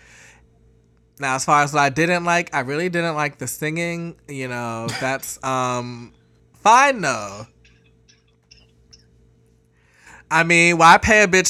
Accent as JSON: {"language": "English", "country": "Jamaica", "said": "I'm Jamaican"}